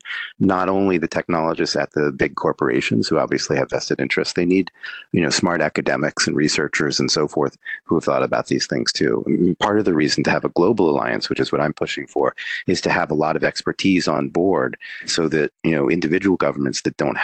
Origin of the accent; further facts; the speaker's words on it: United States; I'm an American citizen